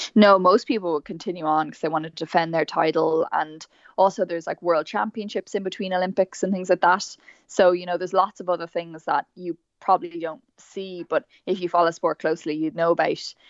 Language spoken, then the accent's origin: English; Meath, Leinster, Ireland; So I'm from Meath originally